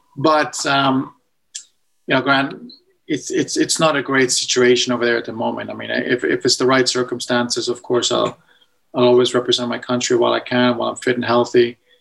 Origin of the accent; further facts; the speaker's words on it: Edmonton, Alberta, Canada; moved away; growing up in Edmonton